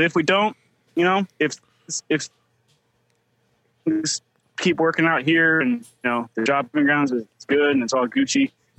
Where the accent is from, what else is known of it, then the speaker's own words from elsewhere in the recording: Cleveland, Ohio, United States; now in Phoenix, United States; we're both from back east. Sophia's from Knoxville, Tennessee. I'm from Cleveland.